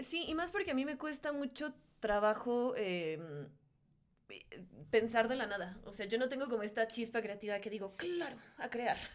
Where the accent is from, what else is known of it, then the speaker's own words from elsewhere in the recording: Mexico; mexicana, porque pues, soy mexicana